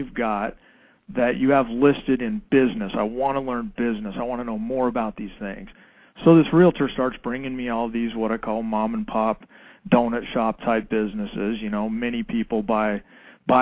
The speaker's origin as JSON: {"language": "English", "region": "Colorado", "country": "United States", "tie": "born or raised there", "also_born_or_lived": "San Diego, California", "said": "I am originally from San Diego, California, and my family moved to Colorado when I was in grade school, so I finished school in Colorado"}